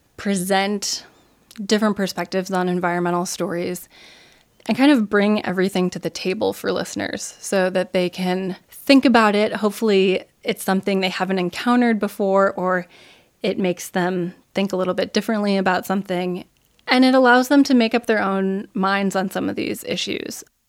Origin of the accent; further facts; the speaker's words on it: United States; moved away as an adult; now in Germany; as an American